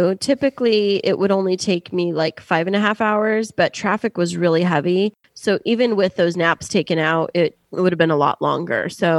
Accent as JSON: {"language": "English", "town": "Kingsburg", "region": "California", "country": "United States", "tie": "born or raised there", "moved": "yes", "lives_now": "San Diego, United States", "said": "I am in my hometown up visiting my family. So … is in K-Town, or AKA Kingsburg, which is the name of my hometown."}